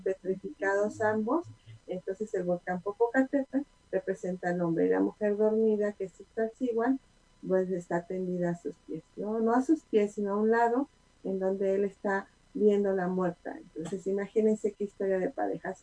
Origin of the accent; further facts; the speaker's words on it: Puebla, Mexico; Como buena poblana